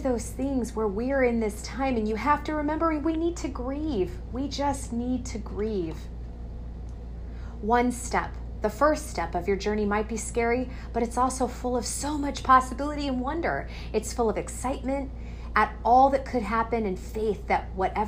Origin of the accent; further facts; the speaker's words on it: Coachella Valley, California, United States; I'm from Coachella Valley, California, one of the beautiful places in the world